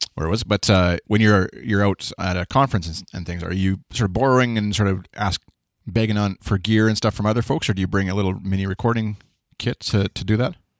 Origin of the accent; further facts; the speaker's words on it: Canada; accent: Canadian; my bland Canadian accent